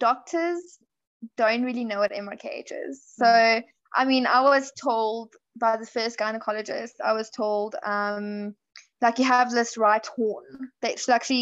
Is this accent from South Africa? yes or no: yes; South Africa; I am from South Africa.